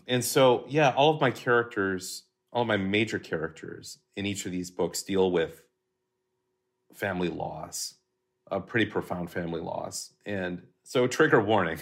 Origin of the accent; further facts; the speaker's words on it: Hastings, Minnesota, United States; moved away as an adult; now in Burbank, United States; growing up in Hastings, Minnesota